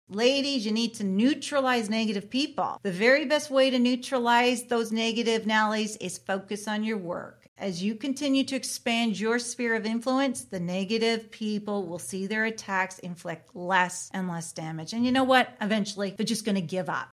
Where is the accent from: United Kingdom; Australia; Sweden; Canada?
Canada; I am a Canadian